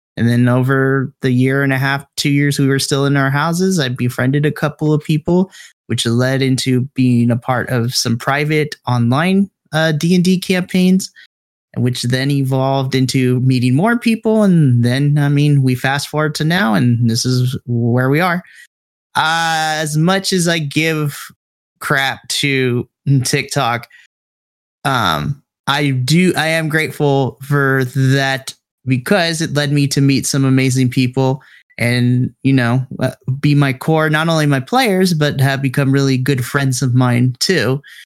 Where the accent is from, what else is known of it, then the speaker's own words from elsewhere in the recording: Southern California, United States; I grew up in Southern California